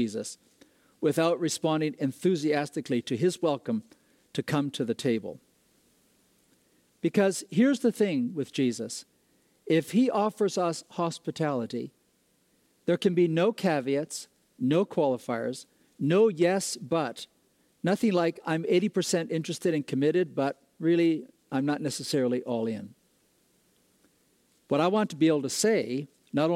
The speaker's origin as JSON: {"language": "English", "country": "Ecuador", "tie": "born or raised there", "moved": "yes", "said": "I grew up in Ecuador, South America"}